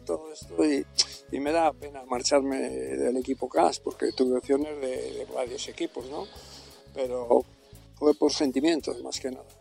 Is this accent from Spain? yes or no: yes; Cantabria, Spain; vine a terminar mi carrera deportiva en mi tierra